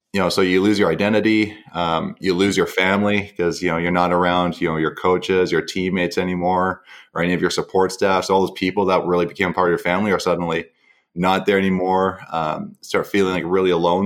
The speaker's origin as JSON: {"language": "English", "town": "Mission", "region": "British Columbia", "country": "Canada", "tie": "born or raised there", "also_born_or_lived": "Vancouver", "lives_now": "New Westminster, Canada", "said": "originally from a small town called Mission in British Columbia. And I, I grew up there all the way through high school"}